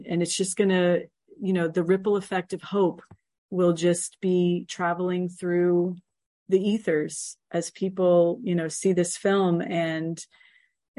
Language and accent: English; Miami, Florida, United States; moved away; my hometown of Miami